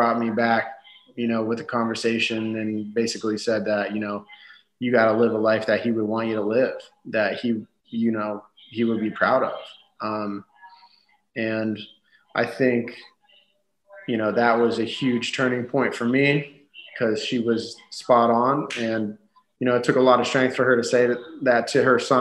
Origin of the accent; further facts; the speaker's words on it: United States; as Americans in a different country that doesn't speak our language